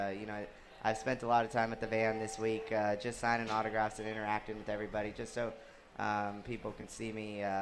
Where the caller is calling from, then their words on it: Fort Wayne, Indiana, United States; Hey, Rico, I'm from Fort Wayne.